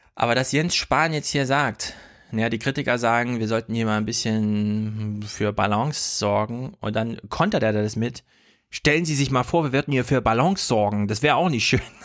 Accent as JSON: {"language": "German", "country": "Germany", "said": "die wir in Deutschland ja auch immer haben"}